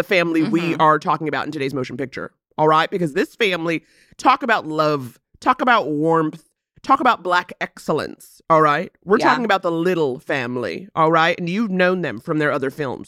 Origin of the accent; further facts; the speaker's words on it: New York, United States; now in Los Angeles, United States; growing up in New York, 9 times out of 10, it was a blustery cold